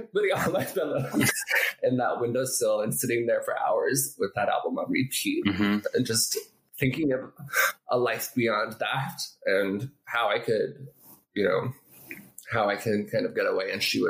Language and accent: English; Orlando, Florida, United States; born there; also born or lived in Colorado / Arizona; I mean, I was born in Orlando, Florida, and then we moved to Colorado